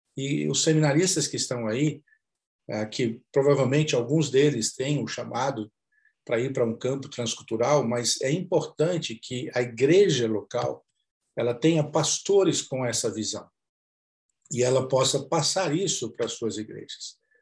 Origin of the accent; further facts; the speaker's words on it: Campinas, São Paulo, Brazil; Eu sou originário de Campinas, São Paulo